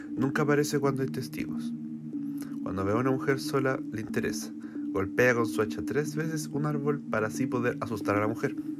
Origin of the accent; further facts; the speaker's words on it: Chile; nuestro país